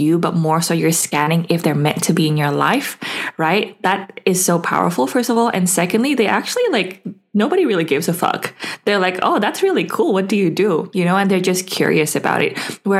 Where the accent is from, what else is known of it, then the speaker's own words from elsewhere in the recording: Indonesia; now in Perth, Australia; I currently live in Perth, but I've lived all over and I'm originally from Indonesia.